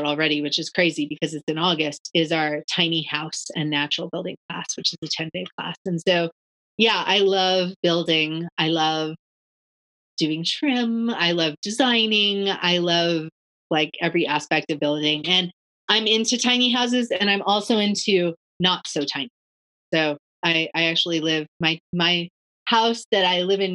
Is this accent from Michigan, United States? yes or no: no; Washington, United States; also born or lived in Barcelona / Guatemala; now in North Carolina, United States; I grew up in Washington State